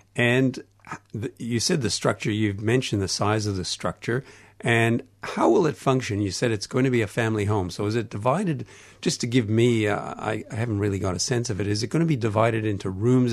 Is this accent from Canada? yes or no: yes; Canada; accent: Canadian; my Canadian accent